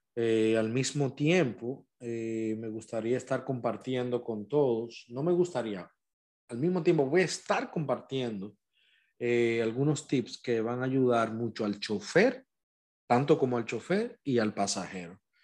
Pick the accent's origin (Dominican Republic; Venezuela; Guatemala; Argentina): Dominican Republic; now in United States; mi país, República Dominicana